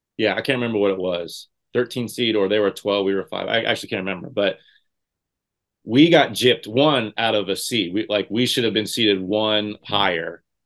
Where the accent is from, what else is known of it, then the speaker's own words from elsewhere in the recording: Indiana, United States; growing up in Indiana